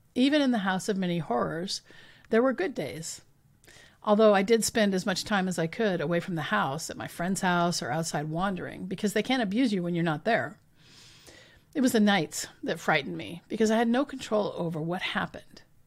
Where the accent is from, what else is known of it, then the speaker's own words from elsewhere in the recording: Richland, Washington, United States; when I was growing up in Richland